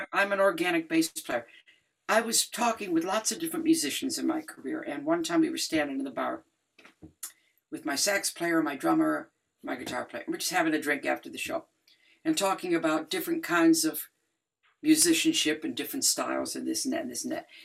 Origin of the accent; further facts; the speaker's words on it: Detroit, Michigan, United States; hugely influenced by my hometown, Jamerson, Motown